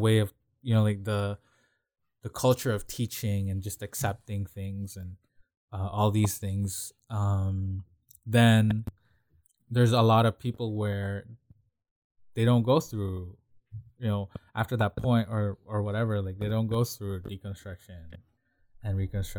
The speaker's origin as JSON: {"language": "English", "country": "Philippines", "tie": "born or raised there", "moved": "yes", "said": "growing up in the Philippines"}